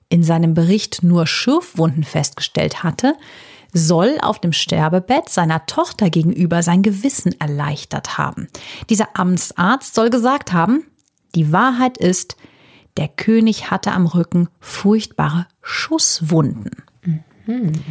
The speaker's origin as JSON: {"language": "German", "town": "Düsseldorf", "region": "North Rhine-Westphalia", "country": "Germany", "said": "Wir sind aus Düsseldorf, wir gelten auch als Preußen."}